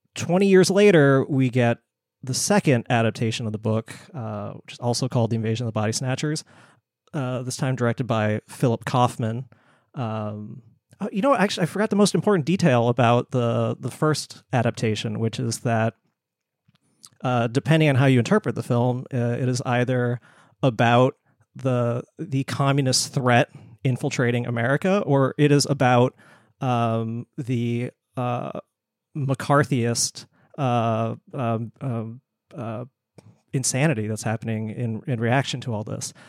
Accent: Bangkok, Thailand; moved away; I was born in Bangkok

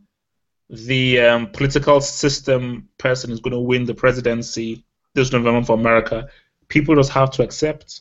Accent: Nigeria; moved away; as a Nigerian and as an African

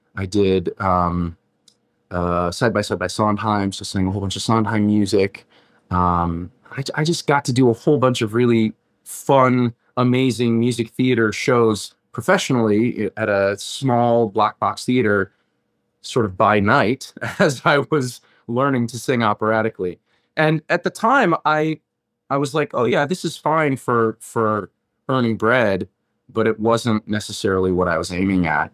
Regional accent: Mesa, Arizona, United States; moved away as an adult; also born or lived in Scottsdale, Arizona; I grew up mostly around the Mesa Chandler area more than anywhere else

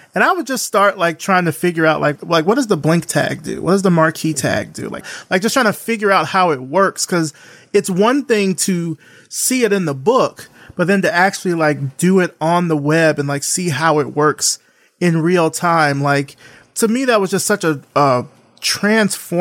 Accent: Selma, Alabama, United States; I'm from Selma, but Montgomery's 50 miles away.

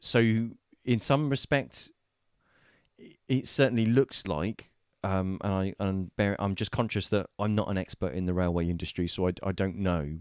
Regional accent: United Kingdom; we're British

